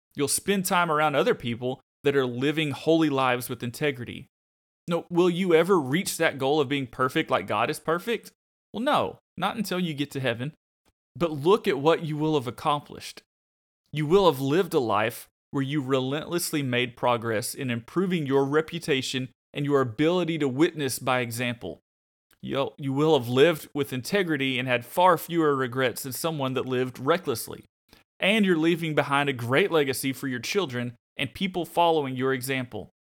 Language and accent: English; Arkansas, United States; I'm from Arkansas